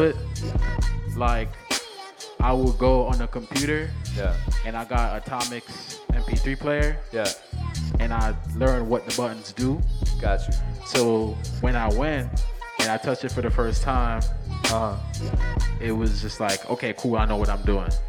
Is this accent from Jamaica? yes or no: yes; Old Harbour, Jamaica; moved away; Jamaica. I grew up um, in Old Harbor.